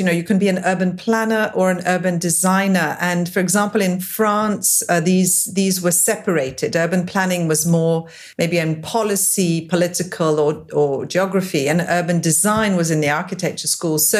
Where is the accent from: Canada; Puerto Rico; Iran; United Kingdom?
United Kingdom; England; moved away; also born or lived in Geneva, Switzerland / Drogheda, Ireland; I left Switzerland when I was 6 years old. I was born in Geneva. We went to live in England